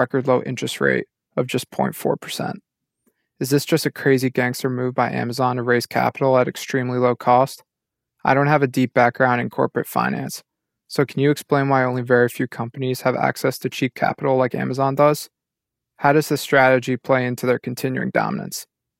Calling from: Philadelphia, Pennsylvania, United States; I'm from Philadelphia.

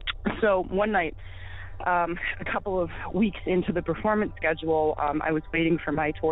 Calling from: Western Massachusetts, United States; Hi, I'm calling from Massachusetts.

